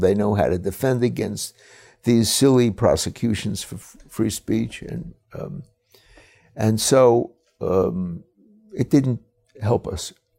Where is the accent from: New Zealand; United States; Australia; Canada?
United States; New York City, New York; I was born and raised in Brooklyn